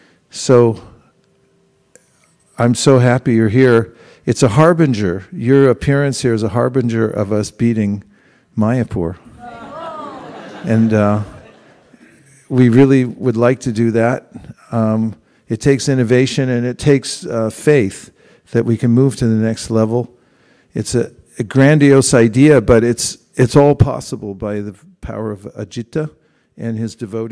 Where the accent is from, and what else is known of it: Lafayette, United States